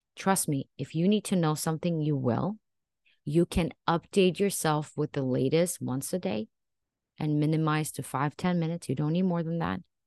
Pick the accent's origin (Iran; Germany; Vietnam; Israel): Israel; moved away as an adult; now in United States; I actually was raised in Israel and I even served in the military for two years.